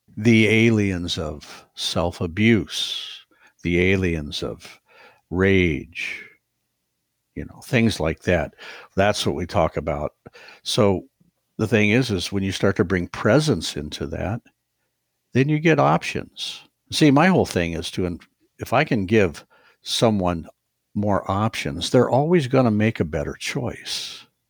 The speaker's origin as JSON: {"language": "English", "region": "Ohio", "country": "United States", "moved": "as an adult", "said": "I'm from Ohio"}